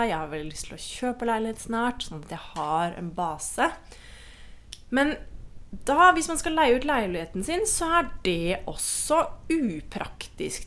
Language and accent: Norwegian; Norway; moved away as an adult; now in Costa Rica; venner og familie hjemme i Norge